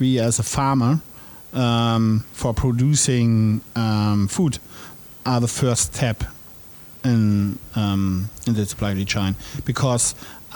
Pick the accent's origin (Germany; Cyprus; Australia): Germany; as a European farmer, as a German farmer